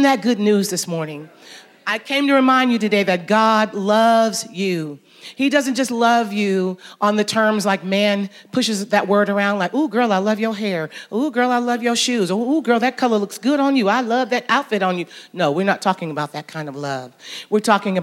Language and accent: English; Jackson, Michigan, United States; moved away as an adult; also born or lived in Atlanta, Georgia; now in West Georgia, United States; I happen to be a preacher's daughter, grew up in Jackson, Michigan, so I'm from the north